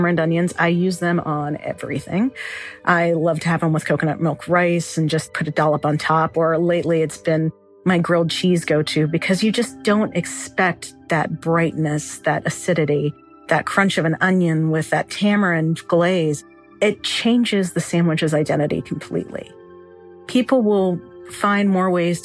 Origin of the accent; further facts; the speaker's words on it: North Carolina, United States; also born or lived in Kentucky; now in Lexington, United States; I was born in Kentucky, raised in North Carolina